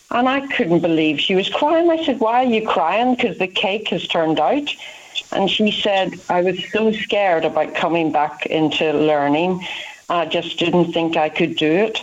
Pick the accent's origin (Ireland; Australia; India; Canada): Ireland; moved away as an adult; now in United Kingdom; you can hear from my accent, I'm not from England, I'm from Ireland